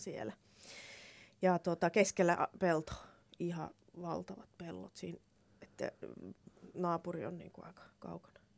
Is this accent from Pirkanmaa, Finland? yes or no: no; Laihia, Ostrobothnia, Finland; moved away; Mä oon Laihialta, joo. Pohjanmaalta